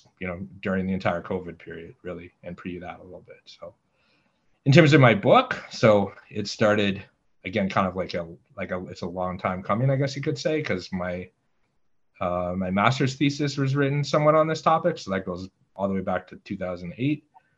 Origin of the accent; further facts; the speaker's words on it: Ottawa, Ontario, Canada; So I was born and I grew up in Ottawa, Canada. But it's a little bit more complex than that. Both my parents were American immigrants to Canada.